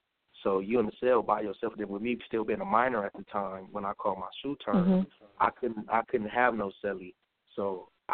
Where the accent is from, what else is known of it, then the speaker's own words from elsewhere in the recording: Los Angeles, California, United States; I'm from Los Angeles, California.